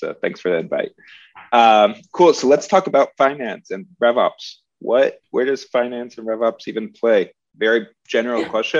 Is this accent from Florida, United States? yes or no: no; Houston, Texas, United States; moved away; I'm actually also from Houston, Texas.